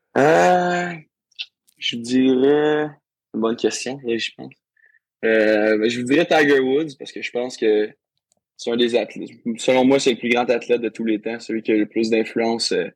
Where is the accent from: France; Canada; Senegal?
Canada; Saint-Majorique-de-Grantham, Quebec; also born or lived in Rouyn-Noranda; je viens de Drummondville, dans un petit village en Drummondville ça s'appelle Saint-Majoric de Grantham